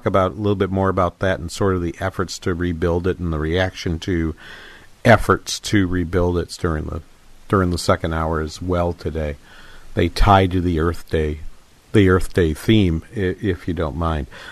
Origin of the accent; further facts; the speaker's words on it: Manchester, New Hampshire, United States; also born or lived in Boston; now in Twin Cities, Minnesota, United States; I'm from Manchester, New Hampshire, up the road about 50 miles.